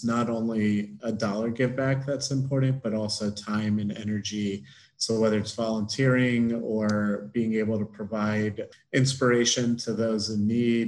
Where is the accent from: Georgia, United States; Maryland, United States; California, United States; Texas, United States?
Maryland, United States; Baltimore; growing up in Baltimore, lacrosse is a big sport